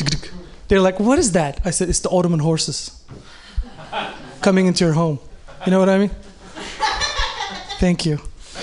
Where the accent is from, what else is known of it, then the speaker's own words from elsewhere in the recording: Oakland, California, United States; When they ask me, I'm from Oakland.